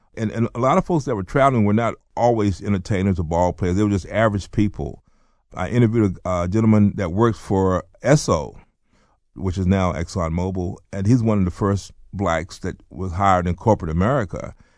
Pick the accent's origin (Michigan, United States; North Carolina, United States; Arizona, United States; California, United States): North Carolina, United States; born or raised there; also born or lived in Baltimore, Maryland